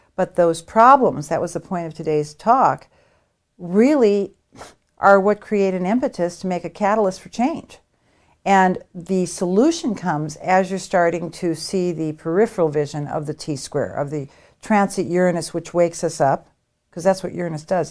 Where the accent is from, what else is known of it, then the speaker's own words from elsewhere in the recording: United States; I'm an American